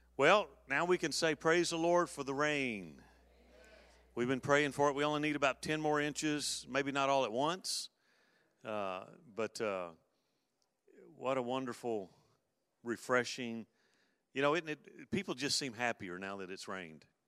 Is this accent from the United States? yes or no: yes; Mobile, Alabama, United States; when I grew up in Mobile, um, I, uh, uh, being a kid growing up in, in the Gulf Coast area